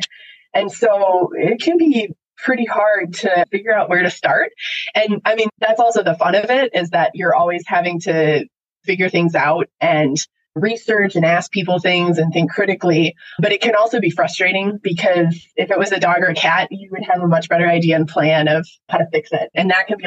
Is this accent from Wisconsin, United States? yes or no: yes; Wisconsin, United States; now in Washington, United States; I grew up in Wisconsin